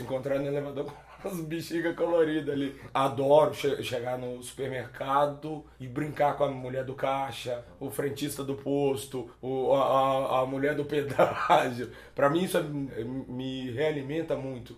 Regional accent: Belo Horizonte, Minas Gerais, Brazil; moved away; also born or lived in Conceição do Mato Dentro / Dom Joaquim / Juquitiba / Florianópolis; sou mineiro, eu sou, sou, de Belo Horizonte, mas cresci indo pro interior, pra Conceição do Mato Dentro, Dom Joaquim

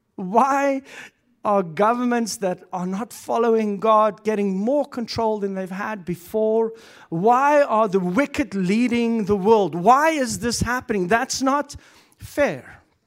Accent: South Africa; first language Afrikaans; English is a second language; moved away as an adult; now in Canada; I come from South Africa. Um, Moved to Canada when I was thirty years old

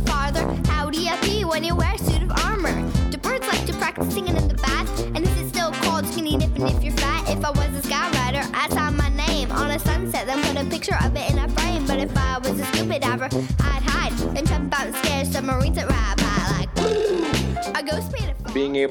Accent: Southern Indiana, United States; I grew up in the Midwest. I grew up in Southern Indiana.

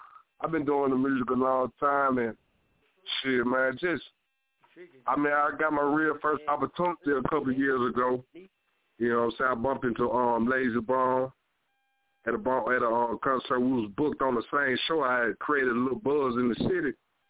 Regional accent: Mississippi, United States; Man, well, I'm from Mississippi, man.

